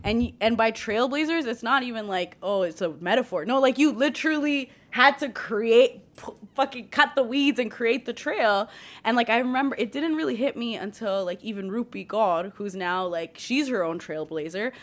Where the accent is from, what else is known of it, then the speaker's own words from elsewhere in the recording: Mississauga, Ontario, Canada; growing up in Mississauga